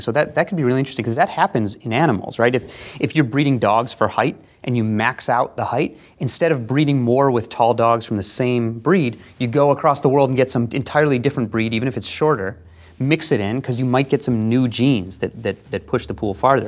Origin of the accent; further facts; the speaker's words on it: United States; being an American